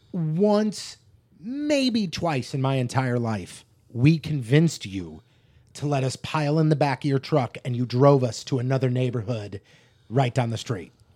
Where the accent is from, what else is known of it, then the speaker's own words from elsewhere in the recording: United States; growing up in North County